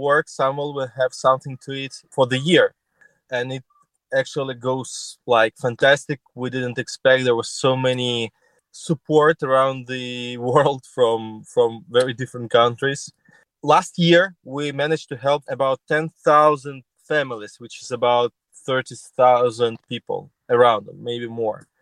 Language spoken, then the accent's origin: English; Kyiv, Ukraine; I'm from Kyiv